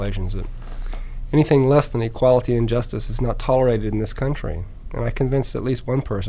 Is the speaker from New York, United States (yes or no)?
no; Alaska, United States; also born or lived in Georgia / England; now in Virginia, United States; I tell people that I was born in Georgia, raised in Alaska, joined the Air Force in England. I'm a resident of Florida, live in Virginia, and visiting Chicago today.